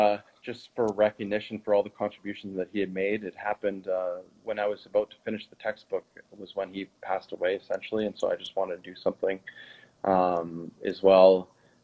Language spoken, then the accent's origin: English; Quebec, Canada; first language French; English is a second language; Quebec. It's right at the border. And so I went to an actual French high school. So I learned French as my first language, and my dad is French Canadian